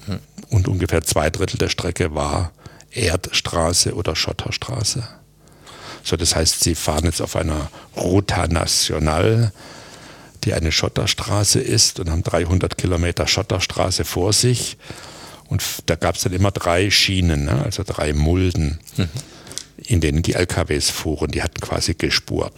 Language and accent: German; Aalen, Baden-Württemberg, Germany; moved away; also born or lived in Stuttgart; was ich als Bub in Aalen nicht gelernt habe